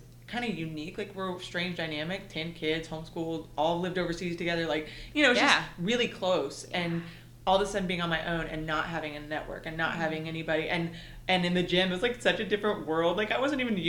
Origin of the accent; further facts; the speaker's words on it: East Texas, United States; also born or lived in Murfreesboro, Tennessee; now in Nashville area, United States; I grew up in East Texas